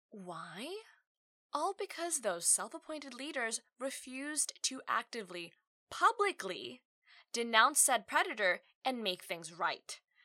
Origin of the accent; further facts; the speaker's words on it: Australia; I'm an Australian-born Asian woman. The joke here is that I don't sound Australian. I've lived here for 3 decades now